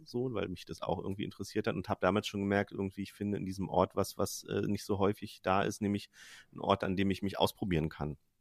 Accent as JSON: {"language": "German", "country": "Germany", "tie": "born or raised there", "said": "ich bin am Rand von Berlin aufgewachsen"}